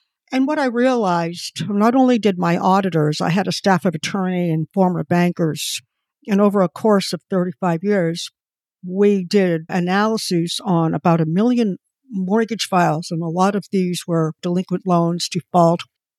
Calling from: Connecticut, United States; I'm in Connecticut.

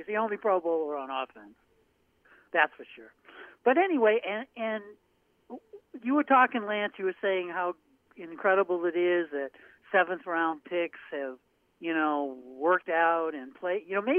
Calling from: Portland, Maine, United States; Portland, Maine.

